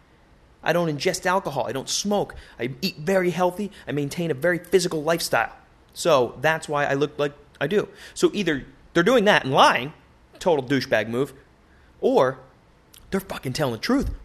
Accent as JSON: {"language": "English", "town": "Boston", "region": "Massachusetts", "country": "United States", "tie": "born or raised there", "said": "my hometown, over there in Massachusetts, in Dorchester"}